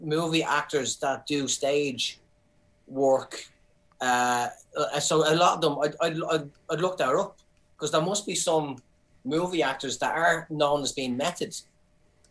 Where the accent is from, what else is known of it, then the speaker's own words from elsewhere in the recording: Ireland; moved away as an adult; now in New Zealand; I'm Irish